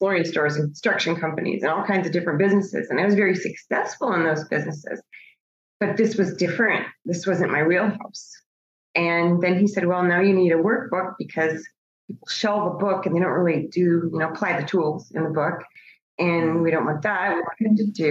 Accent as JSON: {"language": "English", "town": "Bismarck", "region": "North Dakota", "country": "United States", "tie": "born or raised there", "also_born_or_lived": "Virginia", "moved": "as an adult", "lives_now": "Phoenix, United States", "said": "originally I grew up in Bismarck, North Dakota, and I lived in Virginia in the DC area for most of my adult life."}